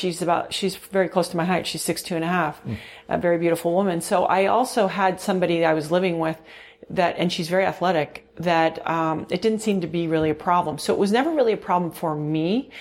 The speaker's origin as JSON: {"language": "English", "region": "California", "country": "United States", "tie": "born there", "also_born_or_lived": "Mexico City / Virgin Islands", "said": "So, well, okay, so I was born actually in California, but okay. I didn't really live here."}